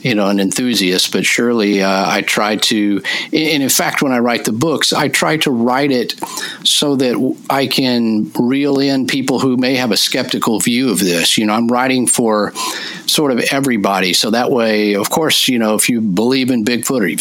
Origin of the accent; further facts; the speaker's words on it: Dallas, Texas near Fort Worth, United States; I grew up here in Texas near Fort Worth, Dallas